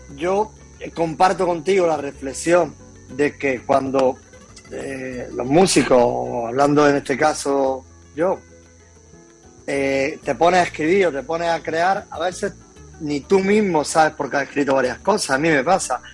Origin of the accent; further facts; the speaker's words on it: Loja, Andalusia, Spain; moved away as an adult; now in Málaga, Spain; Soy de un pueblecito, nacido en Loja, que es un pueblecito de, de Granada. Después me vine a Málaga hasta los cuatro años y por motivo de trabajo de mi padre y después volví a Granada